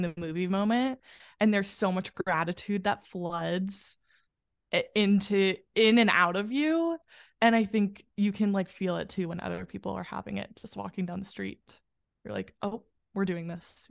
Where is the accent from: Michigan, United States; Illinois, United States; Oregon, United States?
Illinois, United States; a western suburb outside of Chicago; now in New York, United States; I grew up in a western suburb outside of Chicago.